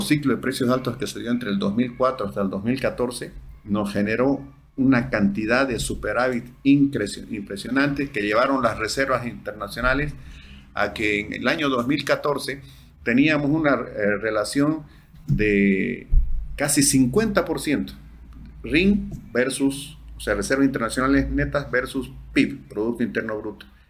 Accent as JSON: {"language": "Spanish", "country": "Bolivia", "said": "todos somos bolivianos"}